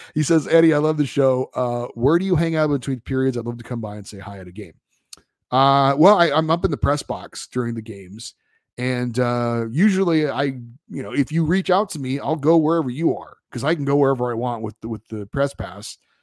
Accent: Central California, United States; I grew up in Central California

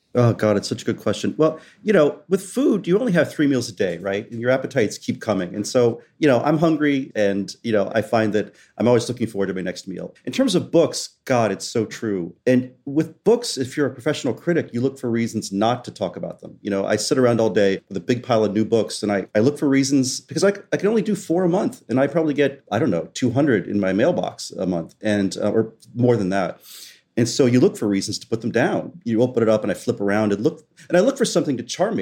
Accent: West Virginia, United States; born or raised there; moved away; also born or lived in Southwest Florida

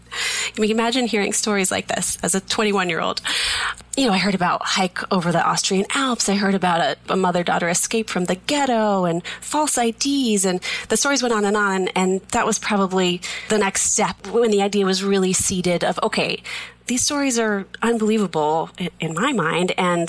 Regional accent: Plainville, Massachusetts, United States; We grew up in Massachusetts in a little tiny town called Plainville, just as big and as exciting as it sounds.

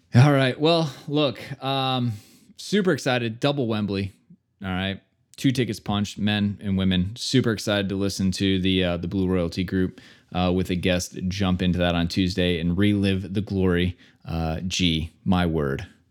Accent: United States; as an American

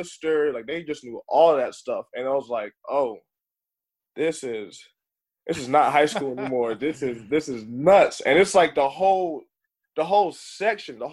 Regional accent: High Point, North Carolina, United States; I'm from High Point

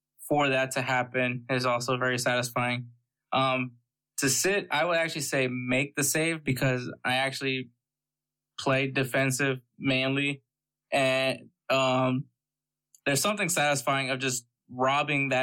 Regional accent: United States; I'm American.

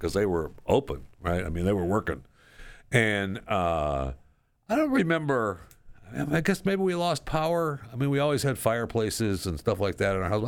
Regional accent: Saginaw, Michigan, United States; when I was a kid growing up in the state of Michigan, this is where I grew up in Saginaw

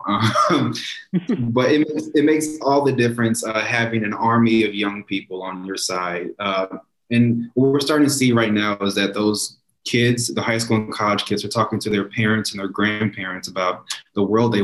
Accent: St. Louis, Missouri, United States; I grew up here in St. Louis

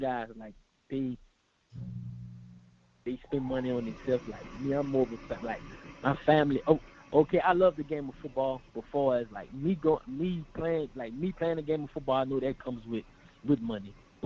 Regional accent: Thibodaux, Louisiana, United States; growing up in Louisiana, man, it's hard, especially in Thibodeau, small town.

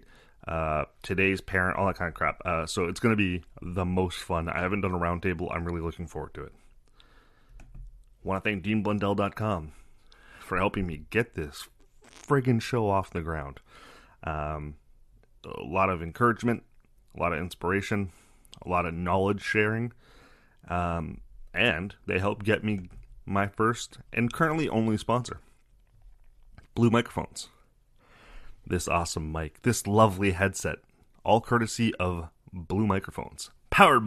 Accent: Canada; I'm Canadian

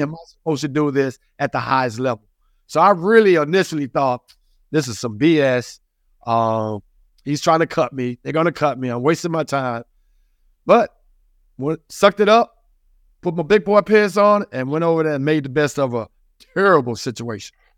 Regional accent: the South, United States; I grew up in the South

